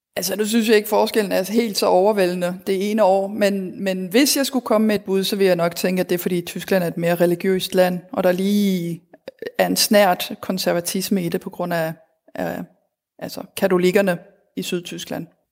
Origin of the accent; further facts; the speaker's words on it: Denmark; moved away; also born or lived in Berlin, Germany; derhjemme i Danmark